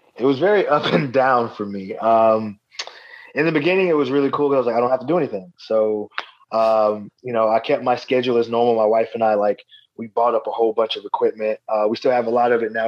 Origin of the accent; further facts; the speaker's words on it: Atlanta, Georgia, United States; my hometown here in Atlanta, Georgia.